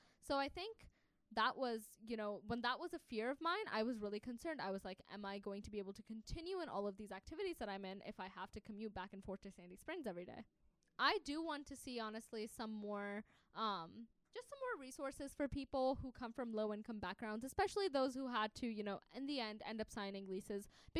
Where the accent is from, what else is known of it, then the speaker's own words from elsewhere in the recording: Pakistan; English is a second language; I'm from Pakistan, so I cook them Pakistani food.